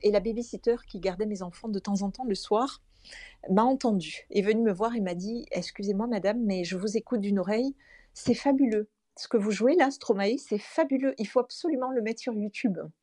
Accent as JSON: {"language": "French", "town": "Toulouse", "region": "Occitania", "country": "France", "said": "Je vis à Toulouse, donc je suis toulousaine."}